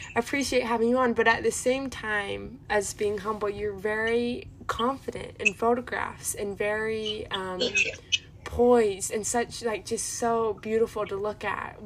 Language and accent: English; Utah, United States; I was just born in Utah